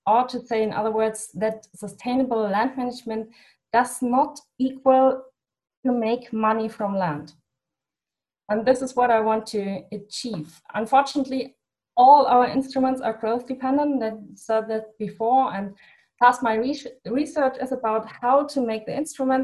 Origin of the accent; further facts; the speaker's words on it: Germany; in my home country, in my hometown, it's not a town